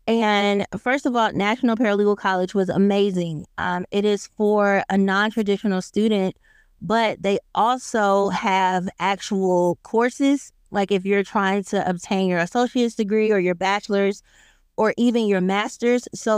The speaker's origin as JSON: {"language": "English", "town": "Lithonia", "region": "Georgia", "country": "United States", "tie": "born or raised there", "said": "I grew up in Georgia, and I grew up in a small city called Lithonia. I am not from Atlanta, so I will not say that I am, but it's on the outskirts of the metro Atlanta area."}